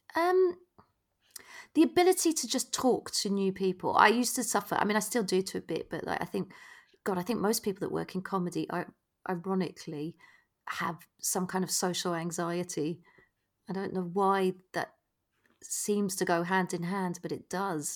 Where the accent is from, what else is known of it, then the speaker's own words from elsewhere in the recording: United Kingdom; we as British people